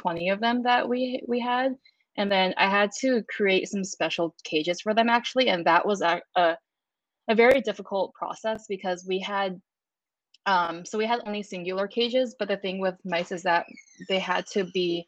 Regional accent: San Francisco, California, United States; I grew up in San Francisco, California

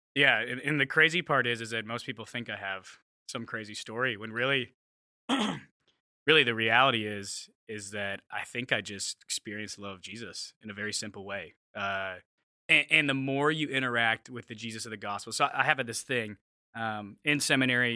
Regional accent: Mesa, Arizona, United States; moved away as an adult; also born or lived in Los Angeles, California / Seattle area; now in Seattle, United States; I'm from Phoenix, Arizona, which I think you guys know that. Uh, from a little suburb outside of it called Mesa. Um, it's where all the suburban kids kind of go from Phoenix. So grew up there, was there for 19 years through high school

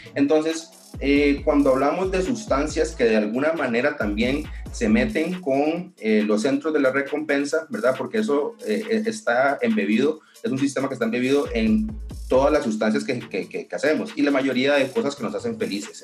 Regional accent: Costa Rica; soy considerada una de las primeras personas a nivel del gremio médico que ha tratado de impulsar esta medicina eh, en mi país

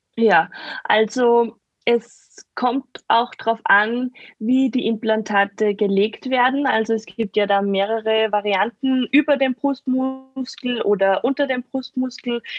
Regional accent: near the Attersee, Salzkammergut, Upper Austria, Austria; Aus Oberösterreich. Ah. Also Nähe, Nähe vom Attersee, Salzkammergut

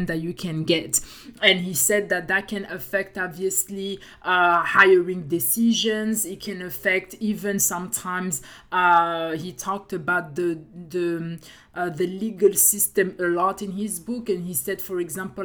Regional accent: France; accent: French; English is a second language; I have my French accent

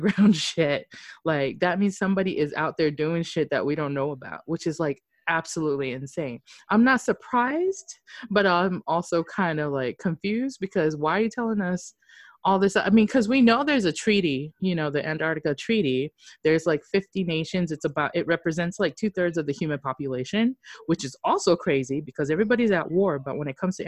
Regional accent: Japan; I'm from Japan

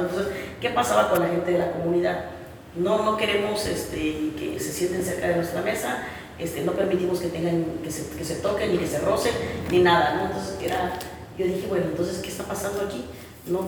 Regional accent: Chiapas, Mexico; also born or lived in Mexico City; Regreso a Chiapas porque siempre quise ir y volver para hacer algo por, por mi tierra, por Chiapas.

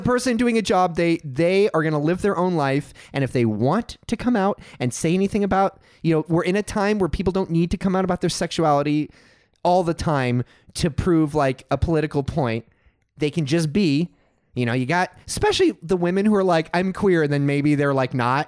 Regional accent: Texas, United States; now in California, United States; I grew up in Texas, and I went to a church

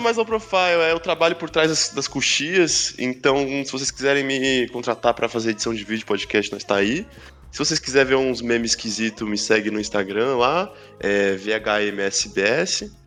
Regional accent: Praia Grande, São Paulo, Brazil; Nasci em Praia Grande

